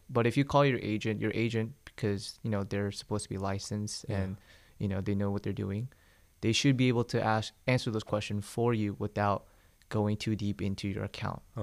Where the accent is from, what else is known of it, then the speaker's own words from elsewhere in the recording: Smyrna, Georgia, United States; also born or lived in South Korea; I was born in Korea. I came to Georgia when I was 5 uh-huh. but we lived in Smyrna